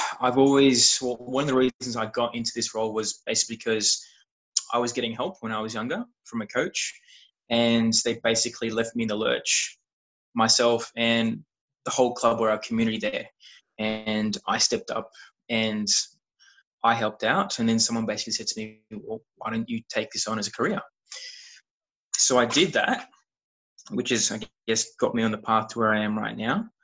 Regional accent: Australia; I'm here from Australia.

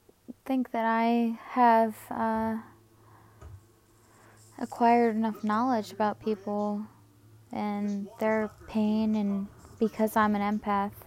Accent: Havre de Grace, Maryland, United States; also born or lived in Bel Air, Maryland; originally I'm Havre Grace, Maryland

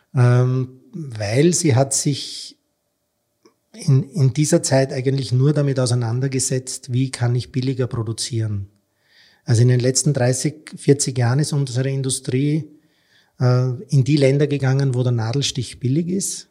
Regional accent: Austria; als Österreicher

